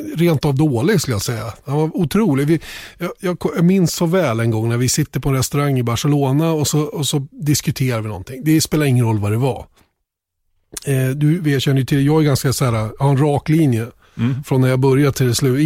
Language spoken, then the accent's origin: Swedish; Sweden; som svensk